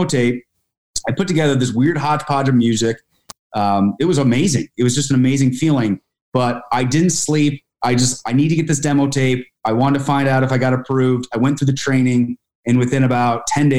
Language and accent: English; Albany, New York, United States; I grew up outside the Capital Region in Albany, New York